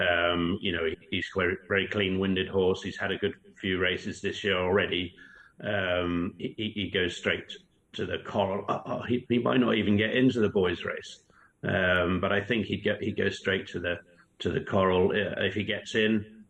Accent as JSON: {"language": "English", "area": "Norfolk", "region": "East of England", "country": "United Kingdom", "tie": "born or raised there", "moved": "yes", "lives_now": "Banbury, United Kingdom", "said": "my hometown"}